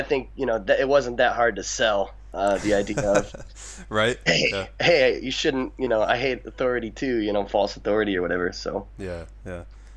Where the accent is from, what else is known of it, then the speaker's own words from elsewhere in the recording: United States; moved away as an adult; now in Niigata, Japan; I'm an American